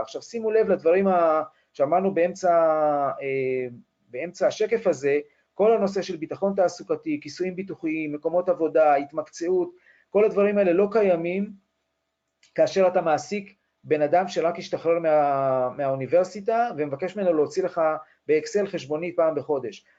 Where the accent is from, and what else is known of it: Israel